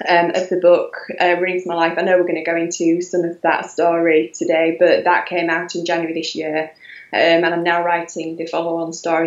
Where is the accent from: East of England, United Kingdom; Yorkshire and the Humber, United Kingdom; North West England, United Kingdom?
Yorkshire and the Humber, United Kingdom; Halifax; accent: Yorkshire twang; I'm from Yorkshire. I'm from Halifax in West Yorkshire. So that would be the Yorkshire twang